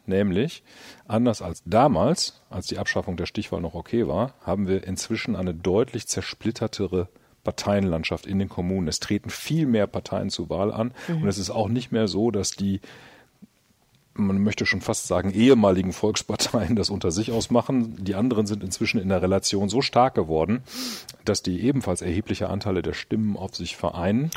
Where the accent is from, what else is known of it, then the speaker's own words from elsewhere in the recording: Münster, North Rhine-Westphalia, Germany; komm aus Münster